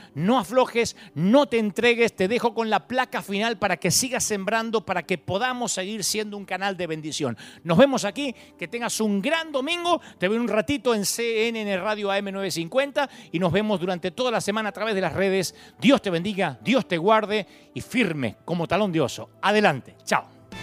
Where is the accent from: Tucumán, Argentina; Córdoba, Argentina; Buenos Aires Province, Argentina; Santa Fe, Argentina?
Buenos Aires Province, Argentina; Billinghurst; yo nací en Billingwood, San Martín